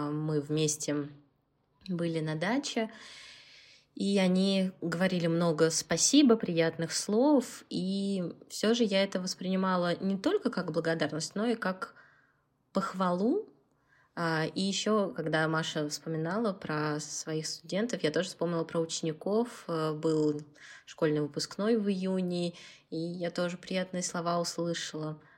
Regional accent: Moscow, Russia; Я из Москвы, работаю учителем

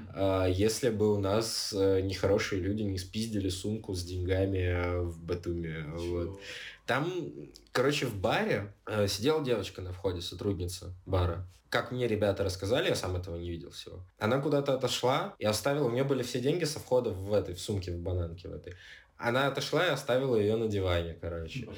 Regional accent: Siberia, Russia; moved away as an adult; also born or lived in Armenia; now in Georgia; я типа из Сибири

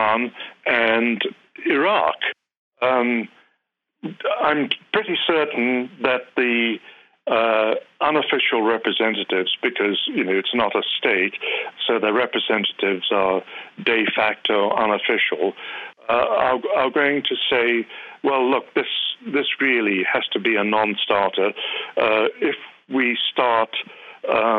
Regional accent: United Kingdom; moved away as an adult; now in United States; I'm a Brit. Although I've been here for 35 years, I've not become an American citizen.

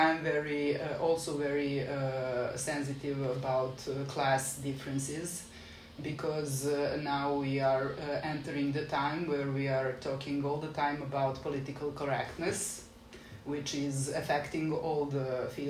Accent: Belgrade, Serbia; I'm from Belgrade, and since I'm born in 77, I still have that experience of being a pioneer, like Tito's pioneer, which means that I'm sort of raised on some values

